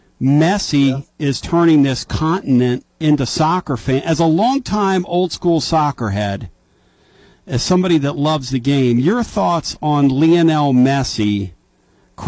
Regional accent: Philadelphia, Pennsylvania, United States; I'm from Philly

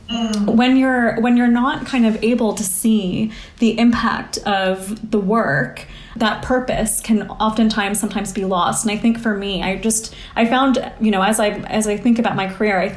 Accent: United States; I grew up in the States, but my family is from India.

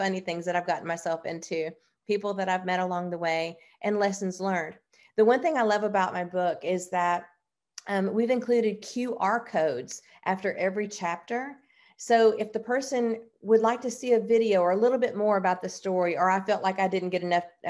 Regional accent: Oklahoma, United States; born there; Well, I would like to let everyone know how proud I am to be from Tennessee. I'm born in Oklahoma, live in Tennessee.

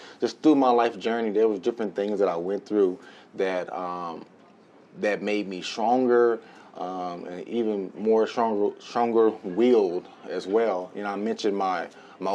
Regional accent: Palestine, Texas, United States; I grew up in Palestine, Texas. It's like hour and 10 minutes southeast of Dallas

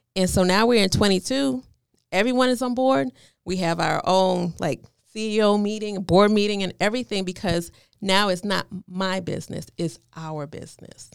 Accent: New York, United States; moved away; I'm from New York, so I was kinda like a little rebel

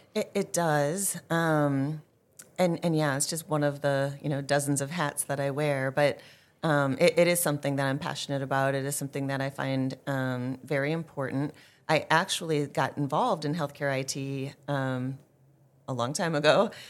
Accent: Green Bay, Wisconsin, United States; moved away; born and raised in Green Bay, Wisconsin

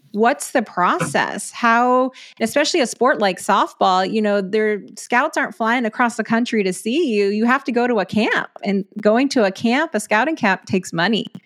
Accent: West Texas, United States; I grew up in a smaller West Texas town.

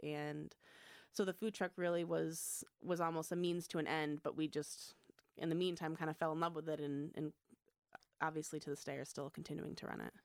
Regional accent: Michigan, United States; moved away as an adult; I grew up in Michigan.

